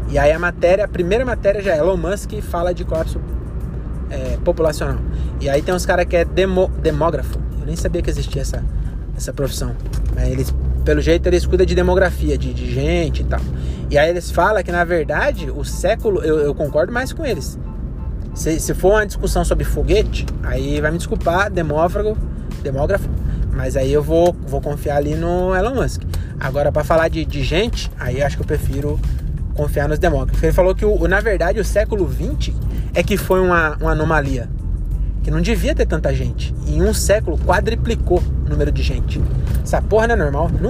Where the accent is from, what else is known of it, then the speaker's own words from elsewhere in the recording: Caieiras, São Paulo, Brazil; now in Francisco Morato, Brazil; Em Caieiras ainda, que é minha terra. Quer dizer, eu moro em Morato, né? Morava em Morato, mas é do lado.